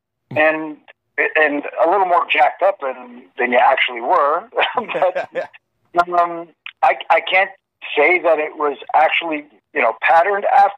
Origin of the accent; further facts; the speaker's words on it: Canada; I'm from Canada